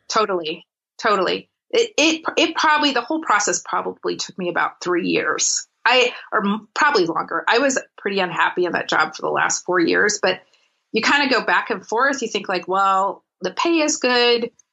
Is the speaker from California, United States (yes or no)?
yes; Los Angeles, California, United States; moved away as an adult; also born or lived in San Francisco Bay Area; now in Munich, Germany; I grew up in LA and the Bay Area